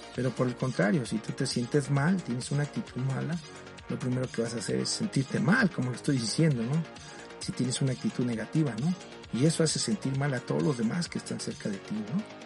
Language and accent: Spanish; Mexico; aquí en mi país, en México